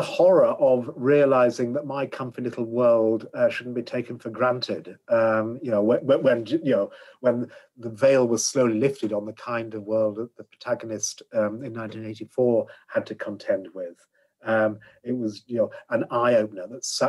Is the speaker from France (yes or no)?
no; Yorkshire and the Humber, United Kingdom; the way I was brought up in Yorkshire, there were two bits of my life.